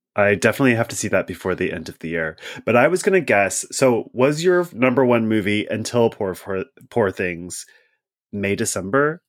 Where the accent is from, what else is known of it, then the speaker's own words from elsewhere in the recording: Pacific Northwest, United States; I'm from the Pacific Northwest.